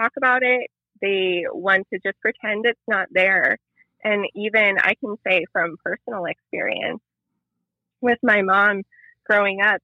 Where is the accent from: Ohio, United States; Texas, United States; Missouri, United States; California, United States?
Ohio, United States; Youngstown; I'm from Youngstown, Ohio